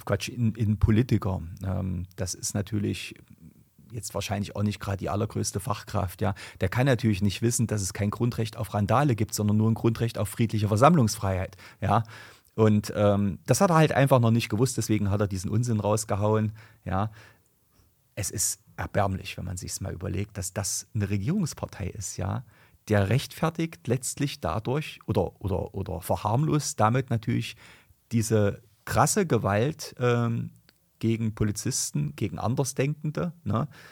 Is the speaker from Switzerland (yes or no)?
no; Germany; bei uns in Deutschland